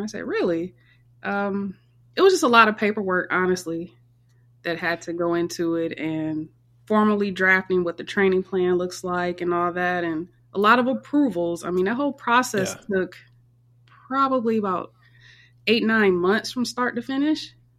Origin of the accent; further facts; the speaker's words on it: Michigan, United States; also born or lived in Northern Virginia / Maryland; now in Tampa, United States; I'm originally from Michigan